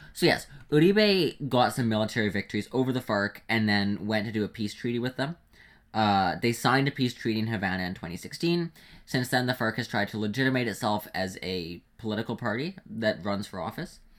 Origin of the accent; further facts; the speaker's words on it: Canada; being a Canadian